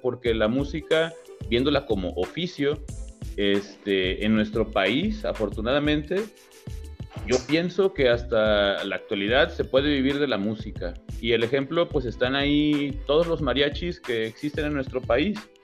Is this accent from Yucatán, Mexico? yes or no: no; Colima, Mexico; also born or lived in Puebla; yo soy de aquí de Colima, nací en Colima